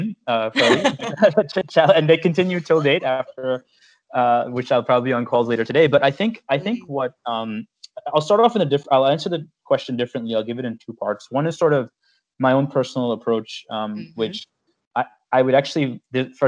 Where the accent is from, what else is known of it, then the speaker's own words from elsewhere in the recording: United States; growing up in the United States as a kid, you know, going to elementary school and spending pretty much my entire childhood here